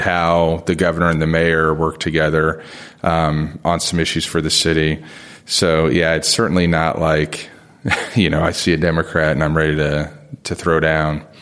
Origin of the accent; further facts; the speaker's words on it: Springfield, Ohio, United States; moved away; also born or lived in South Bend, Indiana; I was born in South Bend, but I grew up in Springfield, Ohio